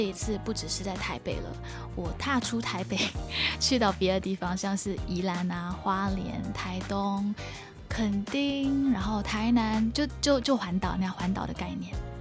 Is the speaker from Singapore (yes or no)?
yes; Singapore; moved away as an adult; now in Taipei, Taiwan; 我自己来自于一个比较传统的家庭，然后呢，也是，呃，在新加坡受的教育